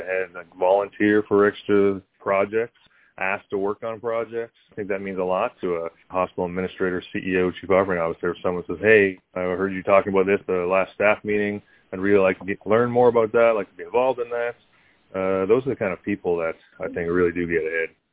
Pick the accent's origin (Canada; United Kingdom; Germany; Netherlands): Canada; also born or lived in South Carolina / Buffalo, New York; now in Georgia, United States; Growing up in Canada